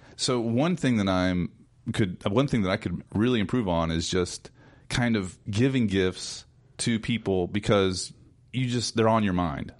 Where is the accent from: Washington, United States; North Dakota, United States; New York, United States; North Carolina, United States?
North Carolina, United States; North Carolina mountains, United States; growing up in North Carolina. Of course, I grew up in the mountains